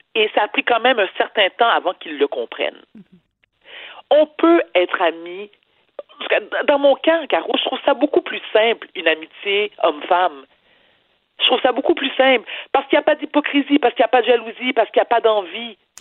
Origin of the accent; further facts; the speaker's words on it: Quebec, Canada; je suis une Québécoise, fière de l'être, née au Québec